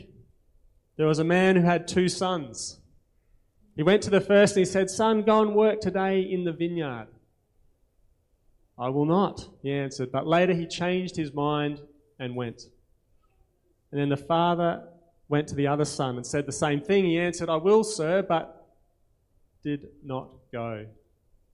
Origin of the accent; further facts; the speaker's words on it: Australia; accent: Aussie; My Aussie accent